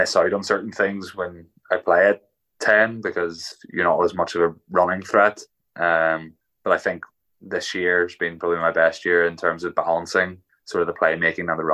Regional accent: Ulster, Northern Ireland, United Kingdom; growing up as a Ulsterman

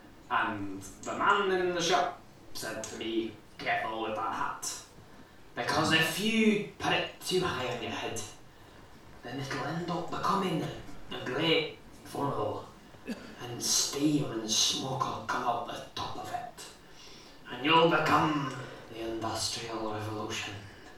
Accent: Glasgow, Scotland, United Kingdom; I'm from Glasgow.

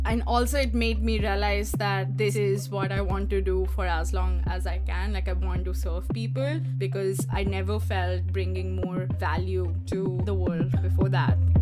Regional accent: Allahabad, Uttar Pradesh, India; moved away as an adult; also born or lived in Lucknow; now in Washington, D.C., United States; I grew up in um, Allahabad and uh, I was there until I was 13

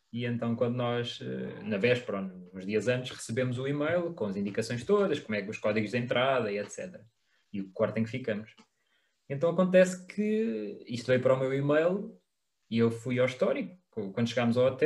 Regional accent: Portugal; nós próprios enquanto portugueses, ou seja, nós estávamos muito virados para o nosso turismo

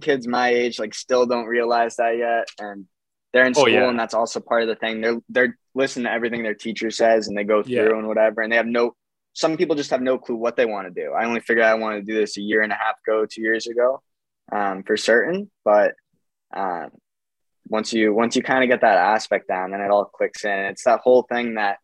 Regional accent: Swampscott, Massachusetts, United States; moved away as an adult; also born or lived in Montreal, Canada; now in Canada; I'm from Boston. They asked me where I grew up in Boston. And I said, it's a little town. It's 3 square miles. It's named Swampscott.

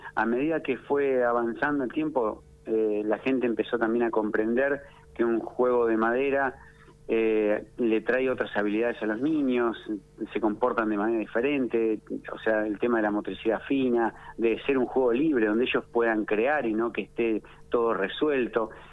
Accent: Ataliba Roca, La Pampa, Argentina; moved away; also born or lived in Bariloche; yo soy de Ataliba Roca

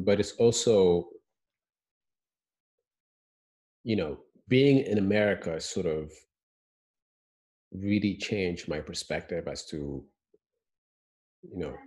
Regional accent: Senegal; moved away as an adult; now in United States; back home in Senegal

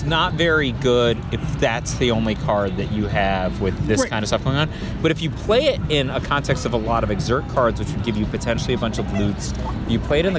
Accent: Philippines; now in United States; I was born in the Philippines.

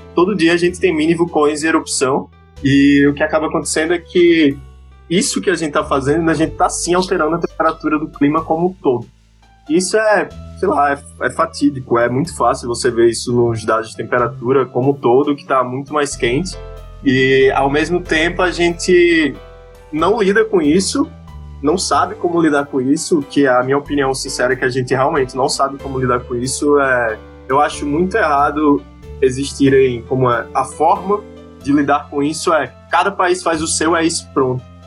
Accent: Maceió, Alagoas, Brazil; moved away as an adult; also born or lived in Rio de Janeiro; now in São Paulo, Brazil; Eu sou de Maceió, Alagoas

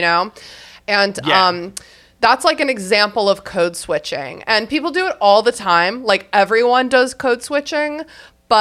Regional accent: Fairfax, Virginia, United States; accent: Southern; I was raised outside the nation's capital. But like, I still have a Southern accent

